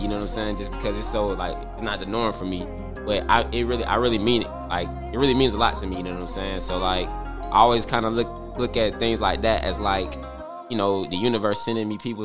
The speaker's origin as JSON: {"language": "English", "town": "Atlanta", "region": "Georgia", "country": "United States", "said": "I'm from Atlanta, Georgia"}